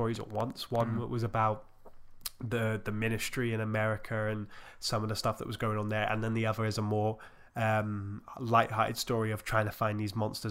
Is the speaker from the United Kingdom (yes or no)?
yes; United Kingdom; I'm British